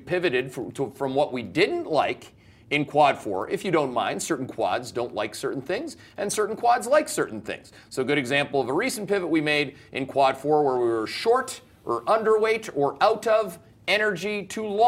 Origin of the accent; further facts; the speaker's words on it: Canada; I'm Canadian.